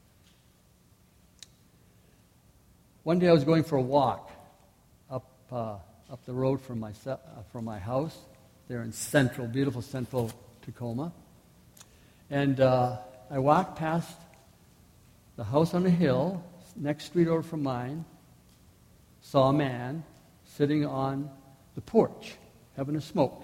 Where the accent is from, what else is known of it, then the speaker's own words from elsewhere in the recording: Manitoba, Canada; I'm from Manitoba